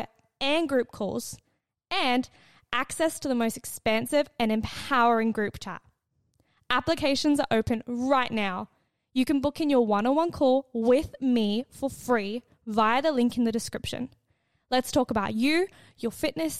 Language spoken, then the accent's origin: English; Australia; now in United Kingdom; as an Australian girl